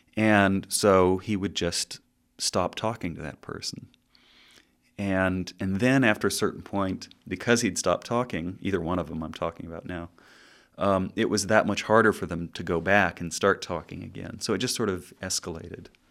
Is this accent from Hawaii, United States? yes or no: no; Southern California, United States; growing up in Southern California